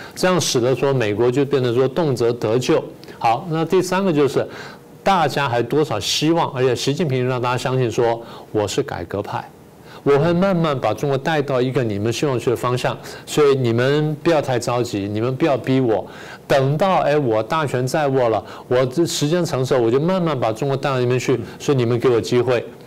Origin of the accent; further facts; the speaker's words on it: Taiwan; 我们台湾人自己